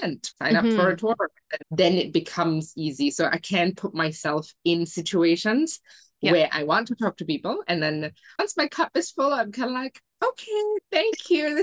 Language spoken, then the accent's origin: English; Singapore; now in Mexico; I was born and raised in Singapore